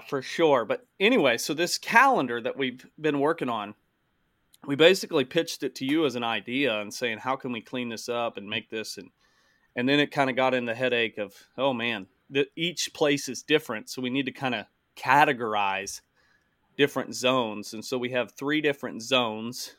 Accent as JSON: {"language": "English", "region": "Southern Missouri", "country": "United States", "tie": "born or raised there", "said": "in Missouri. Um, just because it's my home state"}